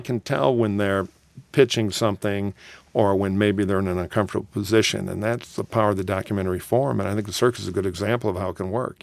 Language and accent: English; Detroit, Michigan, United States; grew up in Detroit